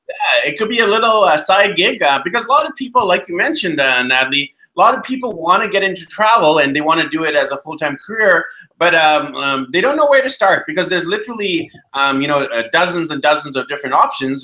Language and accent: English; Vancouver, British Columbia, Canada; also born or lived in Medellin, Colombia; I'm actually from Vancouver, BC, Canada